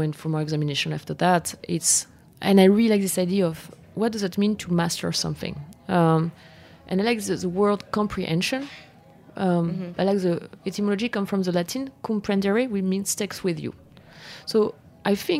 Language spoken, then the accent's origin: English; France; English is a second language; moved away as an adult; now in New York, United States; I arrived here and I was like, well, I'm from France.